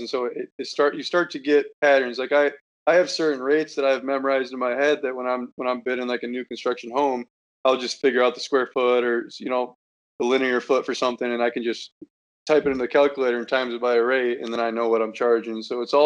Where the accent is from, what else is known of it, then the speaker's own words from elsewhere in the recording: Iowa, United States; I'm from Iowa. I'm in college.